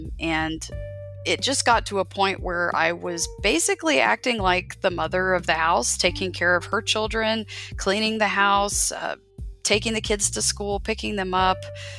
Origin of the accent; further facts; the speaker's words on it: Biloxi, Mississippi, United States; born there; Right. Well, interestingly enough, I am a military child. I was born on Keesler Air Force Base in Biloxi, Mississippi.